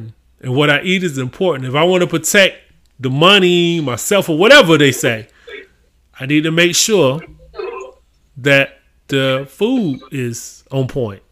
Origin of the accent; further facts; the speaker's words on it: Augusta, Georgia, United States; I'm actually from Augusta, Georgia